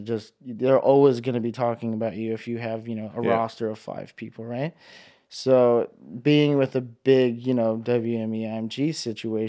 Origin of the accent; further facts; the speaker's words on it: Hawaii, United States; growing up in Hawaii, you grow up surfing